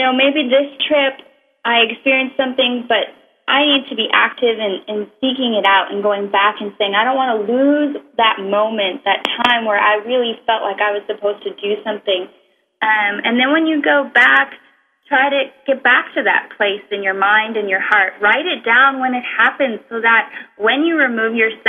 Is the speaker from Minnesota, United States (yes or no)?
yes; Minnesota, United States; I grew up in Minnesota